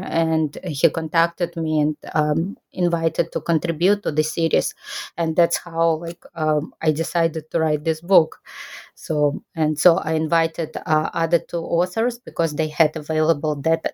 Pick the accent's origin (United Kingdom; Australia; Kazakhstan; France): Kazakhstan; moved away as an adult; now in Japan